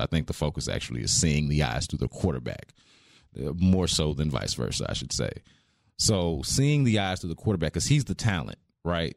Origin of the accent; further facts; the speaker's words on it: Houston, Texas, United States; I'm from Houston